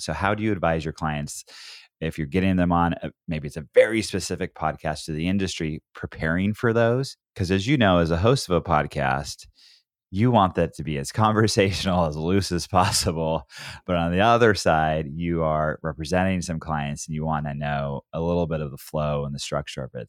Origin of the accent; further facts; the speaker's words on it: Oregon, United States; I grew up in Oregon